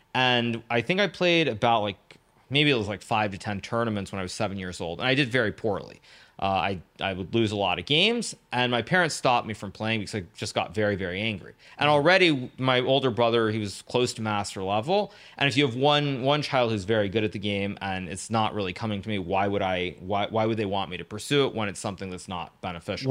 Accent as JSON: {"language": "English", "region": "California", "country": "United States", "tie": "born or raised there", "also_born_or_lived": "Japan", "said": "my story really starts in California. I was born in Japan, uh, to an American mother, a Japanese father. They divorced when I was very little, when I was about one year old, one and a half years old. Um, and then my mom moved back to California"}